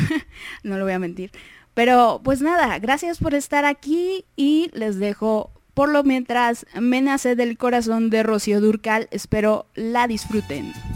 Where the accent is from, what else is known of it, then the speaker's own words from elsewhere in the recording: Mexico; soy la mexicana